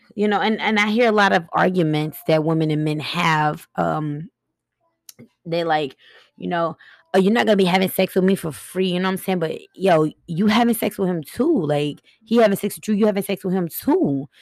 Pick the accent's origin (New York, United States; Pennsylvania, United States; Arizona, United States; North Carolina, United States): New York, United States; Buffalo; I was raised in Buffalo, New York